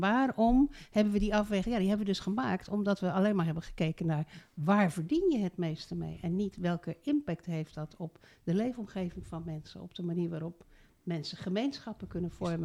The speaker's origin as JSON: {"language": "Dutch", "town": "Rotterdam", "region": "South Holland", "country": "Netherlands", "tie": "born or raised there", "also_born_or_lived": "Voorne-Putten", "moved": "as an adult", "lives_now": "Zuidland, Netherlands", "said": "Ik ben geboren in Rotterdam. Ik was wethouder in Rotterdam."}